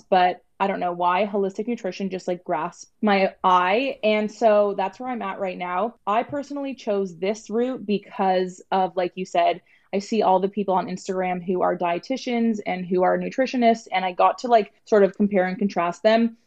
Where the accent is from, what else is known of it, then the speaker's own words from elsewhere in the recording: Toronto, Ontario, Canada; I am from Toronto, Ontario